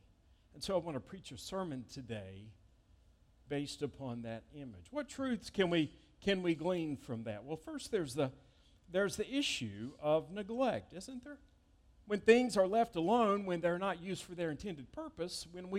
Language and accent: English; East Point, Georgia, United States; I remember seeing my great-grandmother's house when I was growing up in East Point, Georgia, near downtown Atlanta, now where the Atlanta-Hartsfield International Airport is.